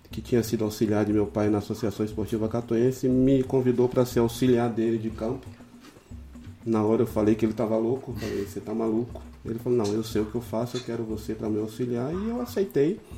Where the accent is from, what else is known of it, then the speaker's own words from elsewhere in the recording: Alagoinhas, Bahia, Brazil; Então a minha infância foi toda ali em Alagoinhas, praticamente, né?